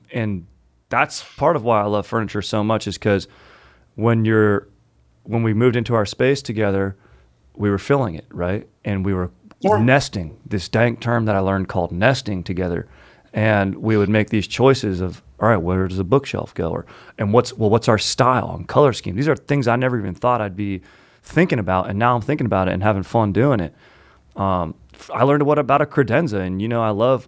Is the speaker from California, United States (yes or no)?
yes; Orange County, California, United States; in OC where I grew up